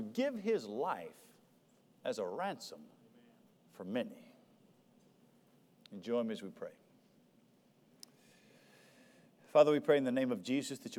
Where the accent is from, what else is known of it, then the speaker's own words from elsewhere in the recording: United States; us as American Christians